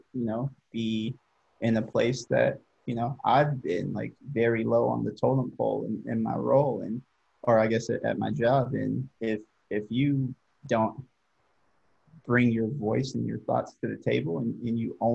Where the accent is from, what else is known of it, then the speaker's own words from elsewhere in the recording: Hercules, California, United States; moved away as an adult; also born or lived in Nebraska; I grew up in the city called Hercules